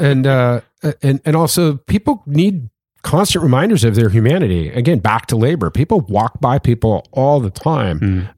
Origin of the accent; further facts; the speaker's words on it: California, United States; I'm from California